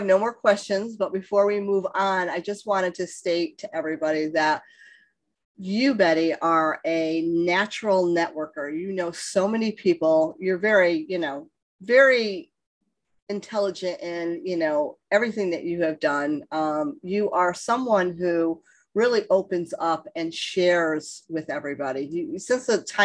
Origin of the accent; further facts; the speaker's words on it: East Coast, United States; I'm from the East Coast